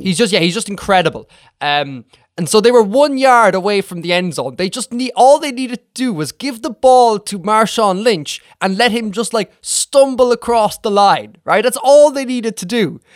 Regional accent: Ireland; I'm from Ireland here

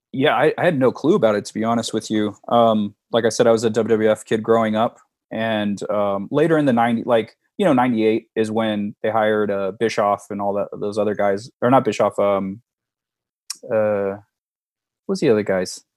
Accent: San Diego, California, United States; born and raised in San Diego

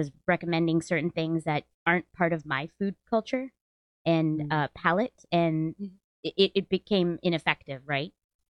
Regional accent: South India, India; because specifically I'm South Indian.

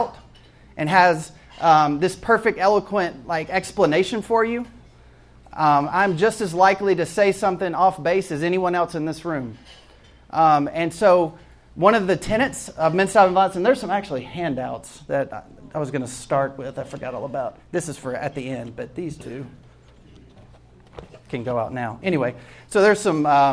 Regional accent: Jackson, Mississippi, United States; moved away as an adult; also born or lived in Atlanta, Georgia; I actually grew up in Jackson, Mississippi

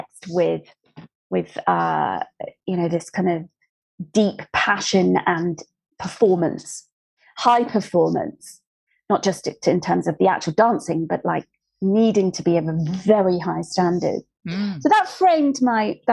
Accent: just outside Plymouth in Dartmoor, South West England, United Kingdom; I grew up just outside Plymouth in Dartmoor

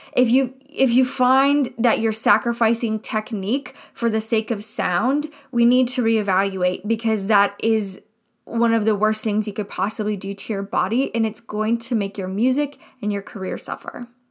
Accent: Midwest, United States; I grew up in the Midwest, and I went to a school here in the Midwest. I mean, I live in the Midwest right now

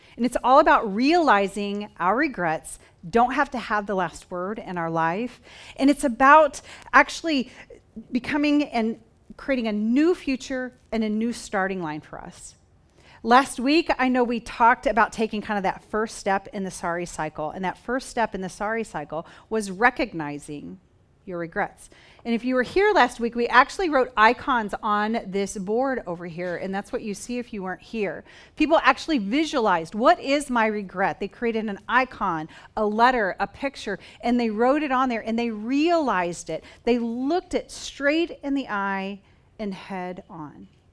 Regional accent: Oklahoma, United States; moved away; I grew up on a farm in Oklahoma

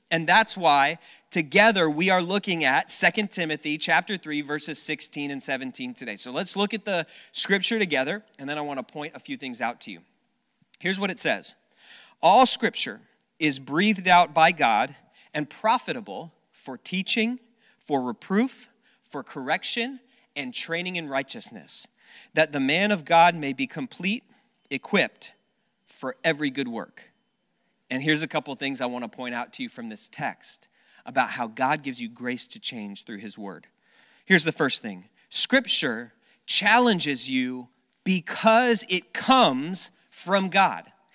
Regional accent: South Florida, United States; when I was a, a kid, I grew up down in South Florida

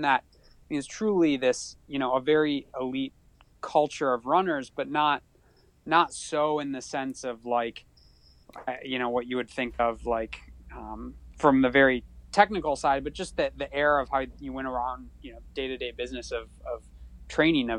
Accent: Traverse City, Michigan, United States; also born or lived in Ann Arbor, Michigan; I'm actually from Northern Michigan, from Traverse City

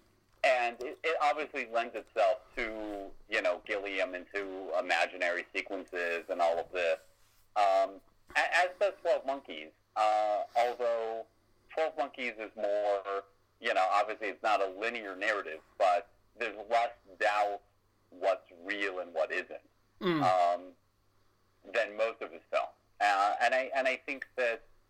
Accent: United States; as an American

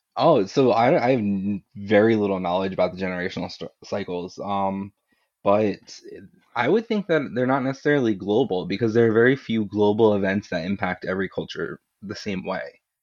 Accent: Florida, United States; now in New England, United States; I'm, I'm from New England, and I, well, I grew up in Florida, but I live in New England now

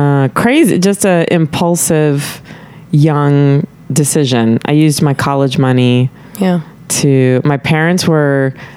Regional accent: Tyler, Texas, United States; moved away as an adult; also born or lived in Dallas, Texas / Austin, Texas / New York / Los Angeles; I was born in Dallas, but I was kind of raised in Tyler

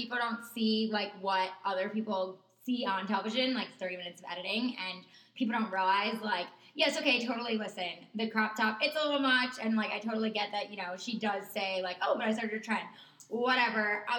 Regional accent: New York, United States; being a New Yorker

